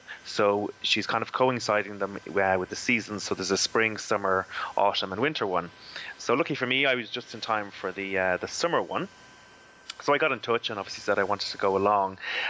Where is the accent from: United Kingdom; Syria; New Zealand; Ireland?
Ireland; Rush, Leinster; I'm actually originally from Rush, and it's just off the coast of Rush, Rush, Skerries, Malahide area. So I would have actually grown up looking at Lambay